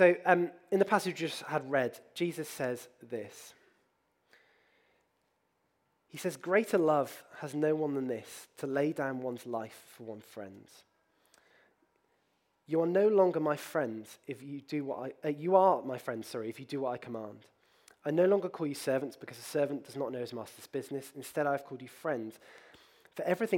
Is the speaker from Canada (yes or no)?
no; Bristol, South West England, United Kingdom; as a child, I grew up in this city. I grew up near Trinity College, which is the Vicar Training School